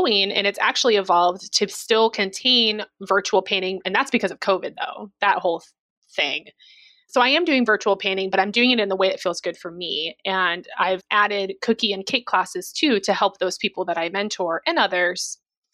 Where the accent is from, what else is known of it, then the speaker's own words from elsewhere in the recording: Missouri, United States; moved away; I'm also from Missouri.